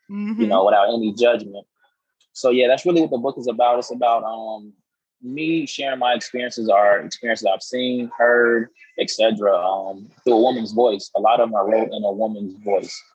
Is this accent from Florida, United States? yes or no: yes; Florida, United States; now in Atlanta, United States; I'm from Florida. And uh, I always like to tell people my soul's in Seattle, my home is in Houston, but I reside in Atlanta.